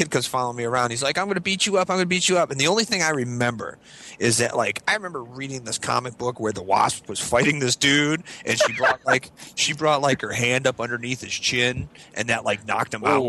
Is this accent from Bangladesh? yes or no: no; Scotland, United Kingdom; I mean, come on, I'm Scottish.